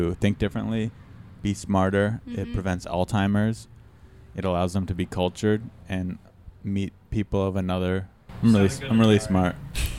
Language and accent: English; San Diego, California, United States; born or raised there